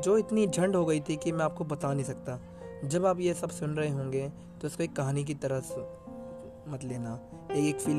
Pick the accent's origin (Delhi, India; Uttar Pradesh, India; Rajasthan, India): Delhi, India; New Delhi; मैं न्यू दिल्ली से हूँ